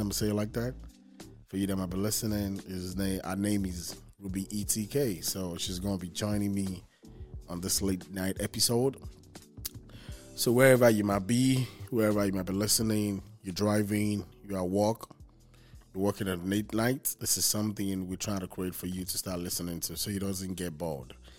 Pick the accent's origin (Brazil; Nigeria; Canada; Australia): Nigeria; now in Houston, United States; I'm from Nigeria